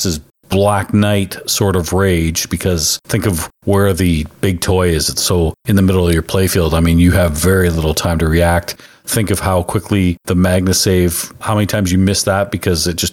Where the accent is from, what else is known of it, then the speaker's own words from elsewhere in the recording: Canada; I'm Canadian